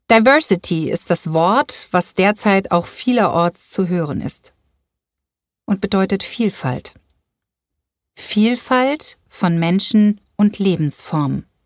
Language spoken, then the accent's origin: German; Groß Grönau, Schleswig-Holstein, Germany; Also ich komme aus Großgrönau.